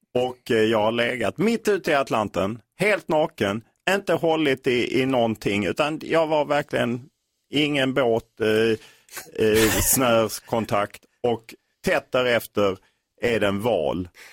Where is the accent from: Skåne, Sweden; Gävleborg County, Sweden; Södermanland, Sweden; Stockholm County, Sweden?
Skåne, Sweden; Lund; Lund där jag är uppvuxen.